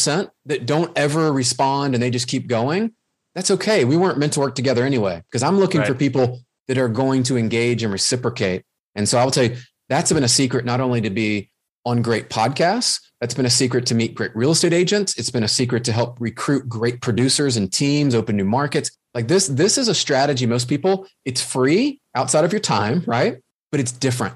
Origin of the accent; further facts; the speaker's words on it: the South, United States; accent: Southern; my Southern accent